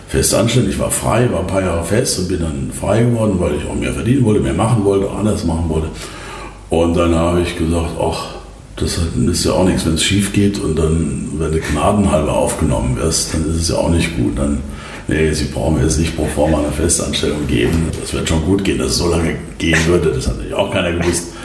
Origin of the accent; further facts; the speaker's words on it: Kaiserslautern, Rhineland-Palatinate, Germany; moved away as an adult; also born or lived in Baden-Baden; war dann im Stadtrat von, von Kaiserslautern, meiner Heimatstadt. Bin dann nach Baden-Baden und damit war der Stadtrat ja auch äh, weg.